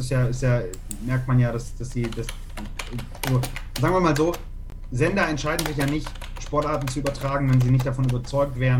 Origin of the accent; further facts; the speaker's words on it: Hamburg, Germany; Ja, ich bin äh, in Hamburg aufgewachsen, also mhm. also ich bin auch in Hamburg geboren.